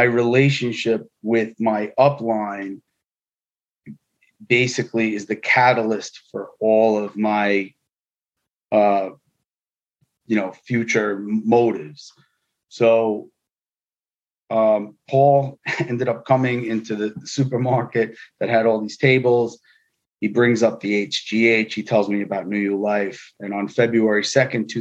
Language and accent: English; New York City, New York, United States; I grew up in New York City. I am first generation American